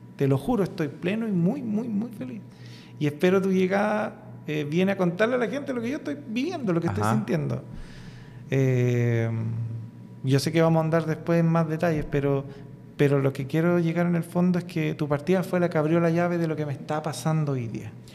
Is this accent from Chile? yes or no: yes; Coronel, Biobío, Chile; de un origen súper humilde, un coronel en la octava región